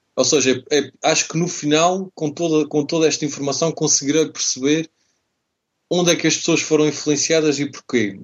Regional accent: Azores, Portugal; Eu, eu nasci, nasci nos Açores, adoro aquela, aquela terra, aquela região

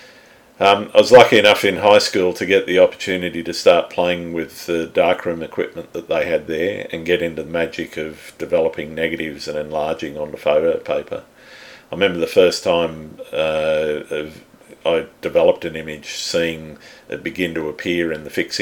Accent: Sydney, New South Wales, Australia; I was born in Sydney too many years ago and I've lived here most of my life

